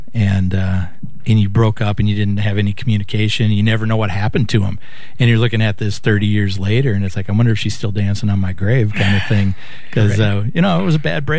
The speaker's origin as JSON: {"language": "English", "town": "Brooklyn Park", "region": "Minnesota", "country": "United States", "tie": "born or raised there", "said": "I grew up in Brooklyn Park"}